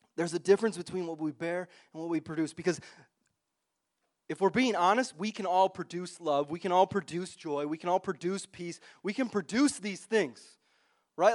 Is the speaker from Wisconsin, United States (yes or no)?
yes; Wisconsin, United States; moved away; I grew up in Wisconsin